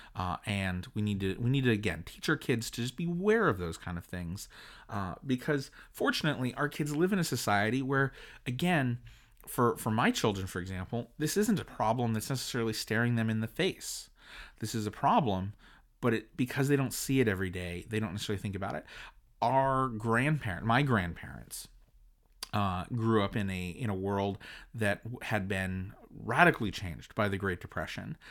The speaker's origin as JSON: {"language": "English", "country": "United States", "said": "as an American"}